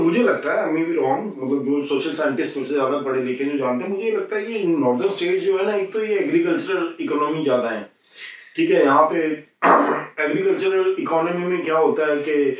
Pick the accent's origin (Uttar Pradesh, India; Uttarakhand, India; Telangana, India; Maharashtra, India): Uttar Pradesh, India; UP; मैं यूपी से हूं